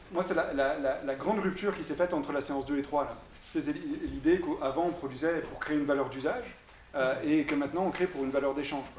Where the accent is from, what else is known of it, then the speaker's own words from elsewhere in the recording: Belgium; je viens de Belgique